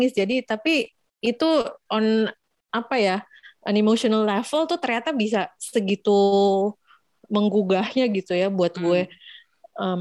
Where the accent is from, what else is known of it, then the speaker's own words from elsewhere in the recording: Jakarta, Indonesia; kena banget sebagai orang Jakarta yang punya love hate relationship dengan kota ini